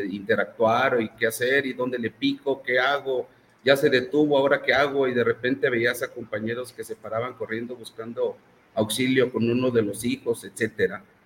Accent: Mexico; como mexicanos

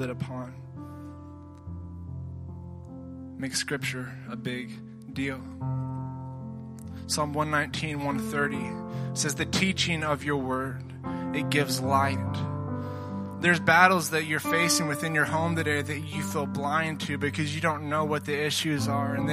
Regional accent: Tennessee, United States; I'm from Tennessee

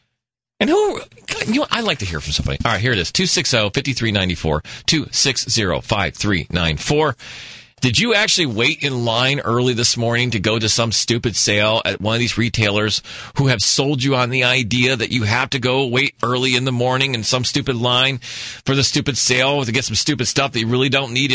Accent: Michigan, United States; now in Los Angeles, United States; I grew up in Michigan as a child

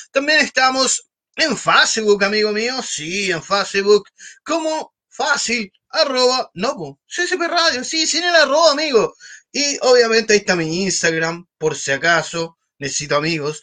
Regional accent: Talcahuano, Biobío, Chile; Yo soy de Talcahuano, amigo, igual digo que soy de Conce

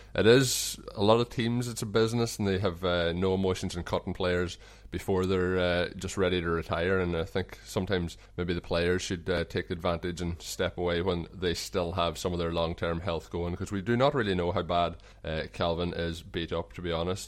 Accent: Ireland; accent: Irish; my Irish accent

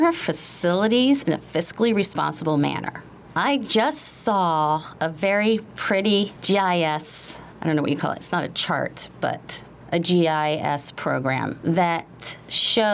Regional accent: Prince George's County, Maryland, United States; So I grew up in Prince George's County in the 80s

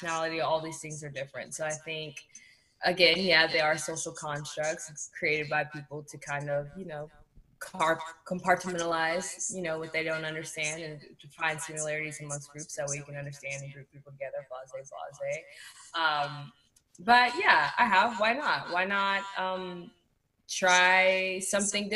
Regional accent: Houston, Texas, United States; also born or lived in the suburbs; I grew up in the Southwest in A-Leaf until I was about 12 or 13 before I moved to the Burbs.

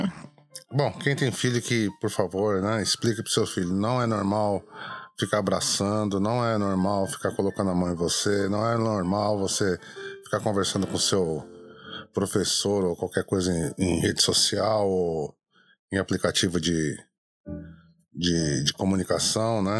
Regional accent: Brazil; now in Japan; a gente, enquanto brasileiro

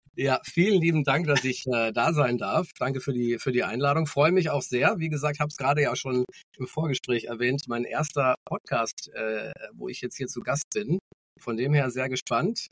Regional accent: Munich, Bavaria, Germany; geboren in München, also tatsächlich auch Münchner Kinde

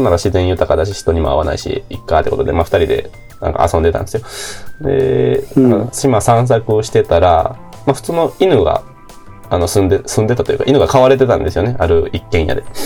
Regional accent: Kochi, Japan; 私、高知県人だから

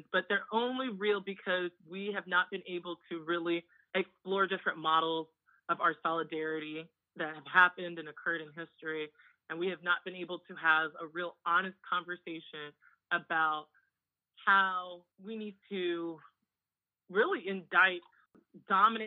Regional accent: United States; growing up in the United States of two Nigerian immigrant parents

